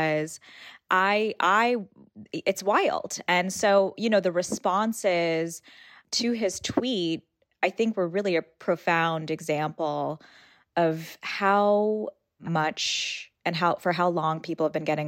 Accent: Port St. Lucie, Florida, United States; the mosque that I grew up closest to in Port St. Lucie, Florida.

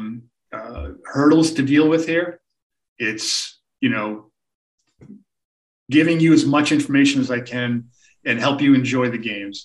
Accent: Boston, Massachusetts, United States; I grew up in the Boston area

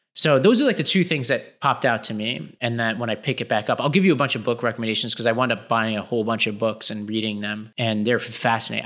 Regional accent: New York City, New York, United States; I grew up in Staten Island

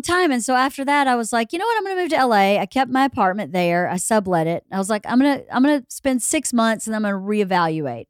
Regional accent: Georgia, United States; moved away as an adult; also born or lived in New York; I grew up in Georgia and I grew up for a lot of it in rural Georgia on a f, uh, mostly on a farm

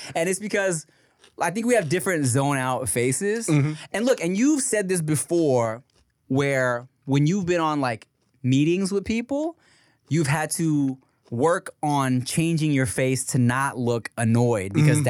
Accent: Philippines; Yeah. I'm Filipino like, dude, gay?

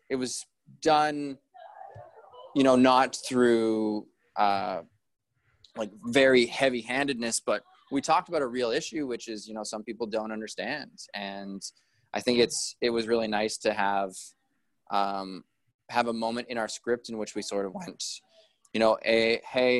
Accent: Prince George, British Columbia, Canada; also born or lived in Kelowna, Canada; now in Vancouver, Canada; I grew up in Prince George where my family, we always had Christmas together

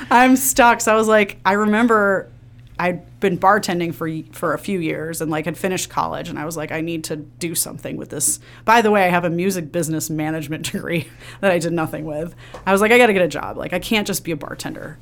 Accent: Villa Park, Illinois, United States; I grew up in the suburbs of Chicago. I grew up in Villa Park.

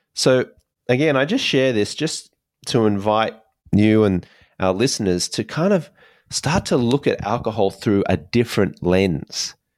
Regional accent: Australia; I grew up in Australia

